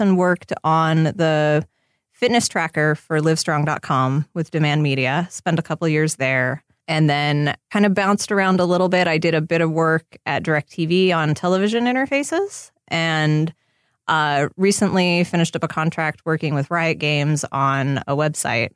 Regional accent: Seattle, Washington, United States; now in Los Angeles, United States; since I grew up in Seattle

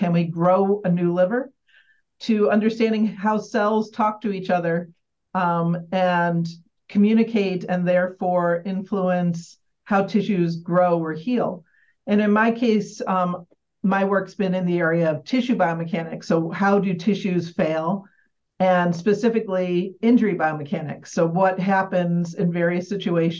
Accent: Michigan, United States; moved away as an adult; now in Albany, United States; I grew up in Michigan. I spent most of my career in Michigan.

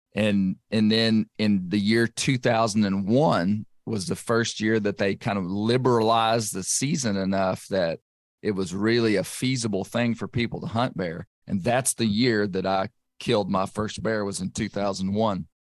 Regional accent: Western Arkansas, United States; I grew up I grew up in Arkansas

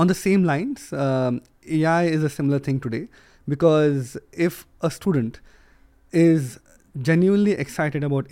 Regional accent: India; moved away as an adult; now in United Kingdom; I come from India, right, originally. And I come from a rural place.

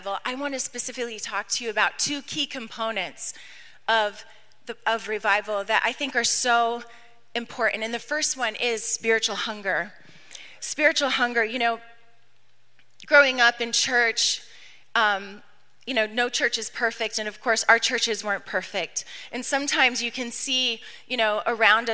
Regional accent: New York, United States; we weren't Southern, okay? We're from New York

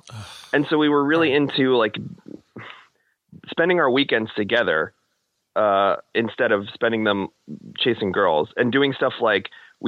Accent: Middletown, New Jersey, United States; born or raised there

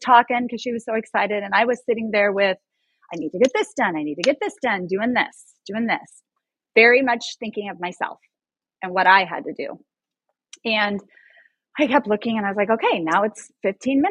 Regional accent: Sumner, Nebraska, United States; I am from Nebraska, tiny town, Sumner

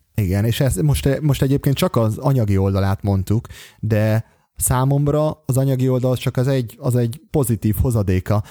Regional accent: Hungary; also born or lived in Bogotá, Colombia; Budapesten, mert hogy éppen magyar vagyok

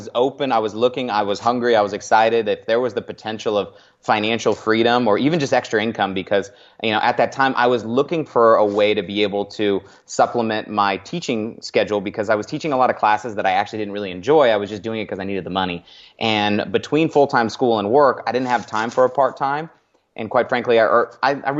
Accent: Northern California, United States; moved away as an adult; also born or lived in San Francisco Bay Area / Los Angeles; now in Arizona, United States; I'm originally a California kid. I make my home in Arizona now, but I was born near the Bay. Ended up growing up in the sticks in Northern California, up in the mountains

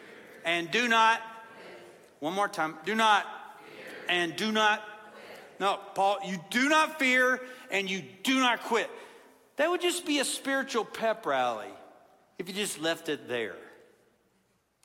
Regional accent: Kentucky, United States; I'm not from Tennessee. I'm from Kentucky

